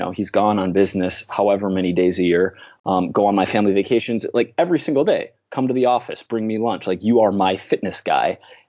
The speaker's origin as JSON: {"language": "English", "region": "Minnesota", "country": "United States", "tie": "born or raised there", "lives_now": "New York City, United States", "said": "I live in New York City. I grew up in Minnesota, in the Midwest of the USA here"}